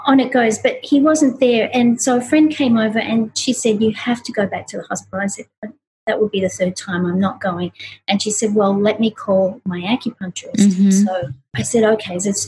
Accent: Australia; moved away; I grew up in Australia

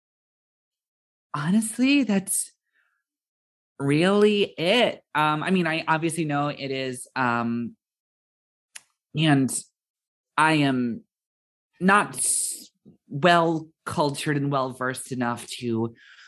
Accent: United States; being an American

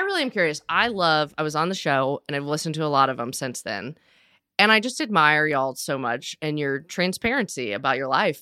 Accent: Nashville, Tennessee, United States; I'm from Nashville and grew up in the music world

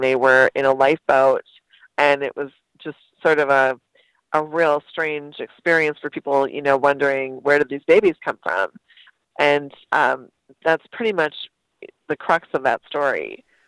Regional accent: Wausau, Wisconsin, United States; also born or lived in Merrill, Wisconsin; I lived in the town for a few years and then actually grew up in Wausau

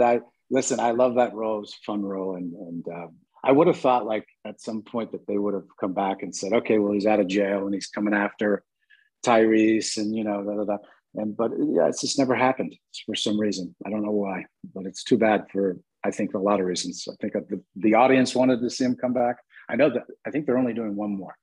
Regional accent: Santa Barbara, California, United States; I'm from Santa Barbara

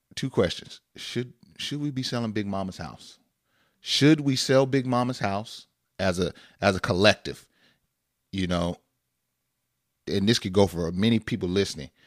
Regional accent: Northern California, United States; we grew up in Northern California.

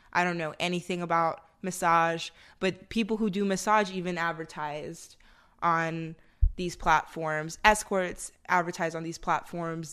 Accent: the North, United States; now in Austin, United States; I'm from up north, and where I'm from, it snows, baby

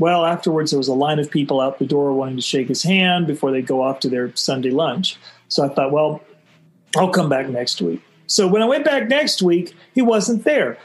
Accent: Florida, United States; I was growing up in Florida in the '60s

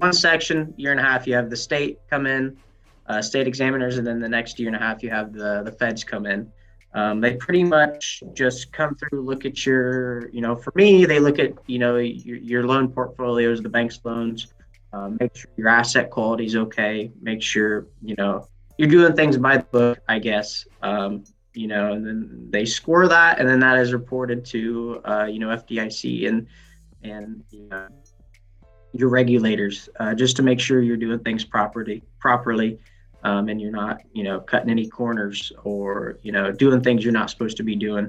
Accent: Farmington, Illinois, United States; I grew up in Farmington, Greene County. I live that way.

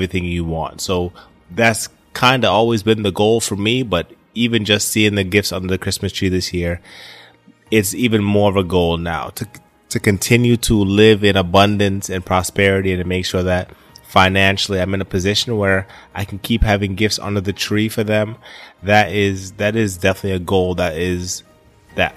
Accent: Poughkeepsie, New York, United States; now in Florida, United States; I spent most of my time growing up in New York, Poughkeepsie, New York

